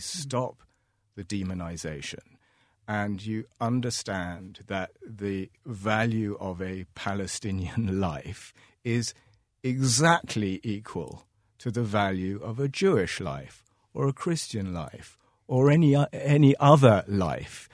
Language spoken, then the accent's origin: English; London, United Kingdom; now in Ireland; I grew up in London